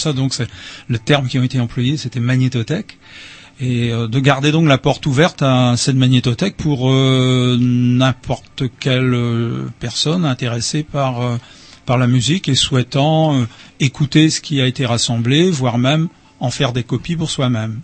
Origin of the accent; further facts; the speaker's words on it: Tréguier, Brittany, France; also born or lived in Cavan; Originaire de Tréguier, mini Tréguier. J'habite à Cavan depuis 30 ans.